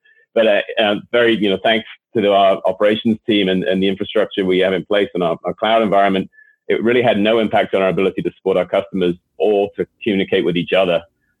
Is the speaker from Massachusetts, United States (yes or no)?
yes; Boston, Massachusetts, United States; accent: Boston; hopefully you can still tell from my accent where my original roots are.